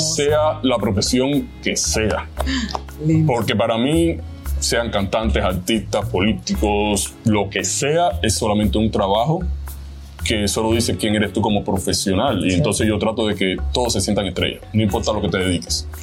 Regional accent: Havana, Cuba; moved away as an adult; also born or lived in Miami, United States; now in Georgia, United States; vengo de Cuba nací en Cuba, en La Habana, Cuba.

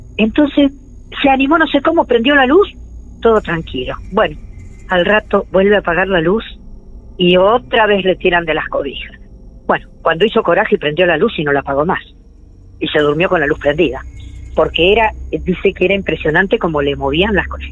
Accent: Mar del Plata, Buenos Aires Province, Argentina; yo me vine en el año 53 desde Buenos Aires. Mis padres vivían en Buenos Aires, entonces nos vinimos acá a vivir en 1953

